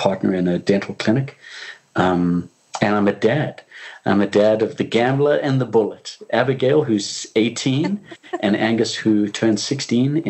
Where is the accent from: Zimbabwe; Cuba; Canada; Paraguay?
Zimbabwe; I'm originally from Zimbabwe in Africa. When I was born, it was the country of Rhodesia.